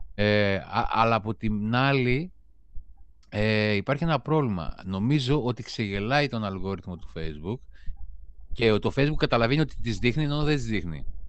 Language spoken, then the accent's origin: Greek; Greece; ως Έλληνες